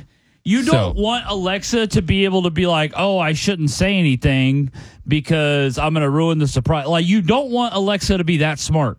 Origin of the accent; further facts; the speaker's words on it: Midwest, United States; I'm from the Midwest